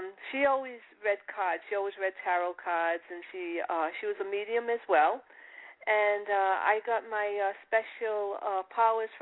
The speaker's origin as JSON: {"language": "English", "town": "Providence", "region": "Rhode Island", "country": "United States", "tie": "born or raised there", "accent": "Italian", "moved": "as an adult", "lives_now": "Boston, United States", "said": "I was in Providence all my life"}